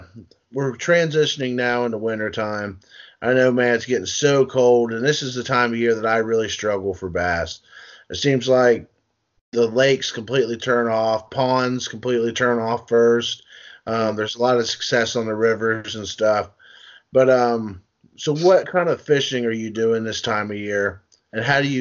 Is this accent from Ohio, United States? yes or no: yes; Wheelersburg, Ohio, United States; Yeah, I grew up in Wayne National Forest outside of Wheelersburg, Ohio.